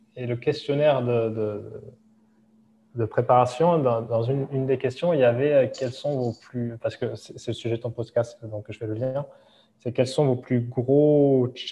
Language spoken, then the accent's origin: French; Hossegor, Nouvelle-Aquitaine, France; moved away as an adult; now in Dubai, United Arab Emirates; là où on a grandi euh, à Osegor, euh, parce que ma femme vient du même endroit